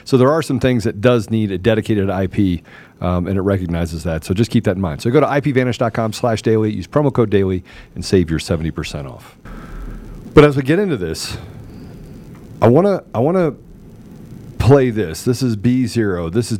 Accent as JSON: {"language": "English", "region": "Georgia", "country": "United States", "tie": "born or raised there", "said": "has had great impact on turning the country and my home state of Georgia blue."}